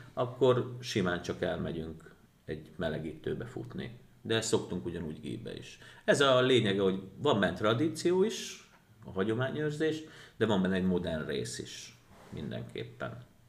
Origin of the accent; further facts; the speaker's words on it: Győr, Győr-Moson-Sopron, Hungary; én Győrszigetbe nőttem föl